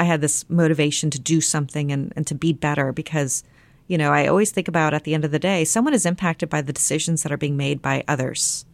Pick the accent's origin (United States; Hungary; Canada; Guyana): United States; near Dayton, Ohio; also born or lived in San Antonio, Texas; I moved to Ohio when I was about five and a half years old.